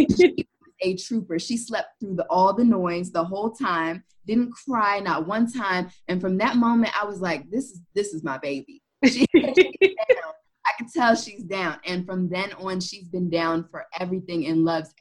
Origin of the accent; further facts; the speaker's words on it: Silver Spring, Maryland, United States; I'm from Montgomery County, Maryland. And if anybody who's been to Silver Spring, where I'm from, it is just a melting pot. In my mom's neighborhood where I grew up and lived life until I went to college